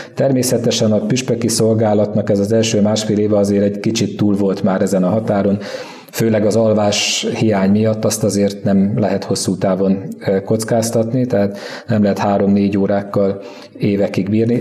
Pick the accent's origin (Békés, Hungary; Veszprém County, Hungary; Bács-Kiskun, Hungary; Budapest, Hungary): Békés, Hungary; East; Kelet Békés, mert onnan származom